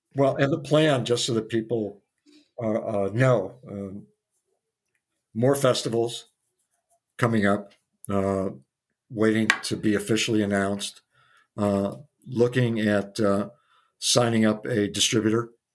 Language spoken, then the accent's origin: English; Midwest, United States; moved away as an adult; also born or lived in New York City; as a Midwesterner